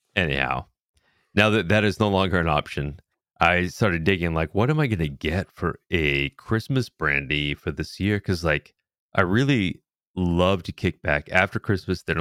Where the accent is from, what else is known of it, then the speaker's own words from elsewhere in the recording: New England, United States; growing up in New England style